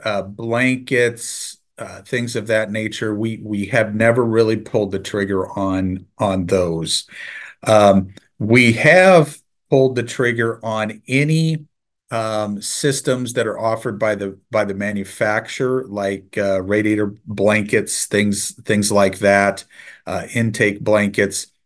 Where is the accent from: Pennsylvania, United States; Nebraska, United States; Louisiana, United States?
Nebraska, United States; I'm from Nebraska, so I'm a diehard Husker fan